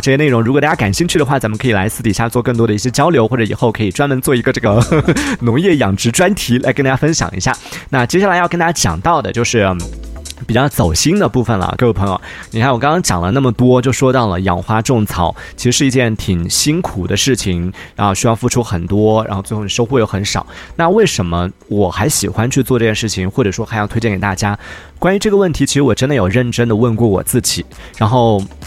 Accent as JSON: {"language": "Chinese", "region": "Yunnan", "country": "China", "said": "作为云南人"}